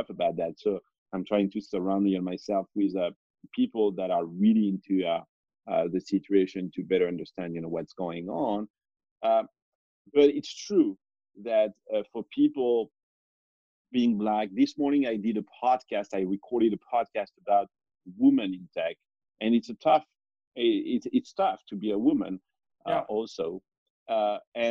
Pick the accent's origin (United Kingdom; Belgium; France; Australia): France; moved away as an adult; now in United States; I was born in France, but I was never French. I mean, I'm French